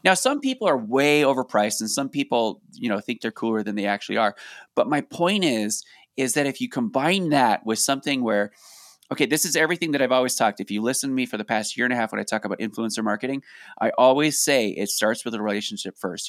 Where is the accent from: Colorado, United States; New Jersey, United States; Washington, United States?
Colorado, United States; we're from Colorado